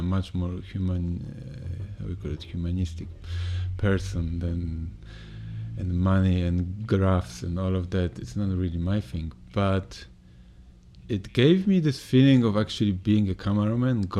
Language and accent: English; Poland; moved away; my hometown is quite known for business. We are quite close to Germany